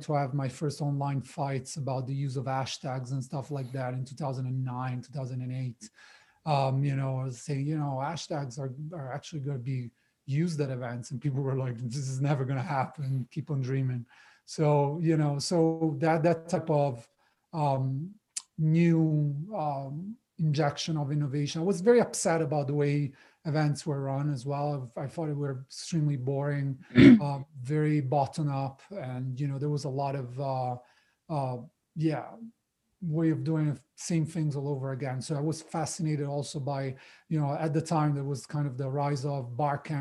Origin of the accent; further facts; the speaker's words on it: Italy; moved away as an adult; also born or lived in Australia / London, United Kingdom; now in Las Vegas, United States; I'm Italian, so was born and raised in Italy until I was 19 or so.